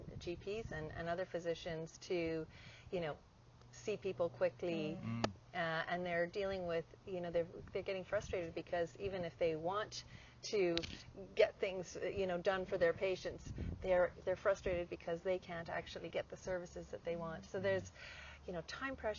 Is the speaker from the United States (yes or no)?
no; Canada; moved away; I guess I'm Canadian originally, and I was working in Canada